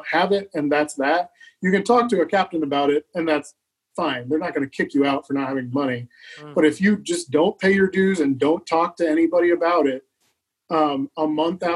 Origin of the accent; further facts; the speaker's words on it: the Midwest, Kansas, United States; moved away as an adult; also born or lived in Elkhart, Indiana / Seattle, Washington; now in Minneapolis, United States; I grew up in the Midwest and I lived in Seattle and I had a fantastic time in Seattle, but I kind of missed, I missed, you know, the Midwest. I missed where I grew up